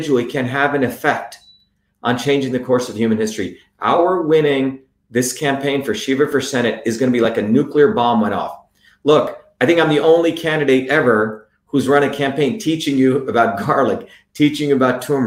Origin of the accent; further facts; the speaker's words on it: New Jersey, United States; now in Massachusetts, United States; I grew up in New Jersey